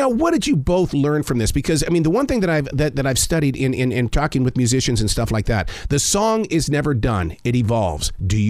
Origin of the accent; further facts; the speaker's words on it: Billings, Montana, United States; I'm from Billings.